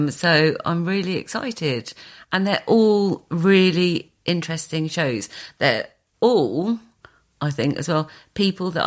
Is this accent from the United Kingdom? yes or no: yes; Margate, South East England, United Kingdom; also born or lived in Ramsgate; I'm from here. You know, I grew up, I was born, you know, locally.